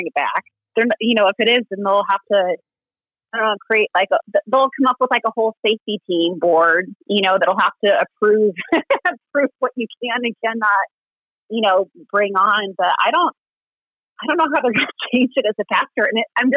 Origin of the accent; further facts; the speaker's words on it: Southern California, United States; now in Southern Indiana, United States; I'm a California girl. I was born and raised in SoCal.